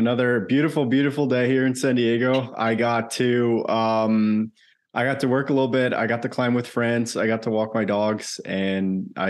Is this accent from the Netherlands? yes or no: yes; Netherlands; moved away as an adult; now in United States; I grew up in the Netherlands, actually. I lived there the first 20 or so of my life.